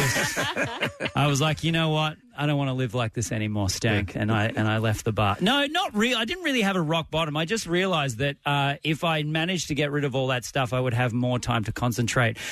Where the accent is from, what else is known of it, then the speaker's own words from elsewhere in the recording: Melbourne, Victoria, Australia; I'm from Melbourne.